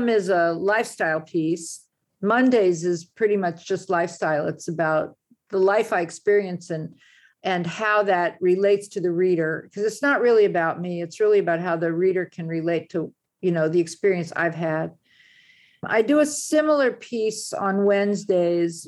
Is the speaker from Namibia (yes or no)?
no; United States; moved away as an adult; now in France; my American brain, my American cultural default mode